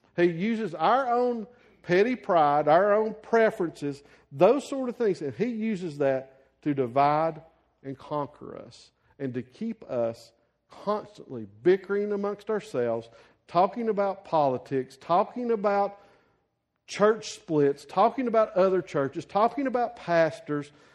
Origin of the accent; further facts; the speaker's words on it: the South, United States; a white guy growing up in the South in a Baptist church